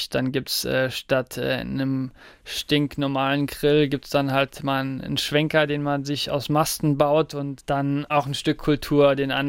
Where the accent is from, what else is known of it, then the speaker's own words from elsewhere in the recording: Saarland, Germany; Ja, das Saarland ist und bleibt meine Heimat